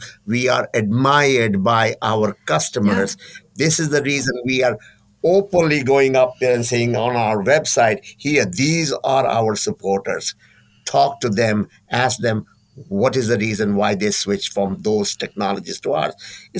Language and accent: English; California, United States; I'm from California. And California is known for its capabilities in design and development, creativity, and so on.